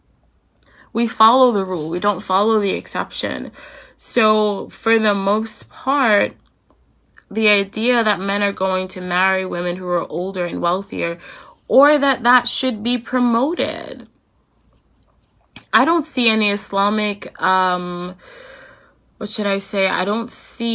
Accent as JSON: {"language": "English", "country": "United States", "said": "as American Muslims"}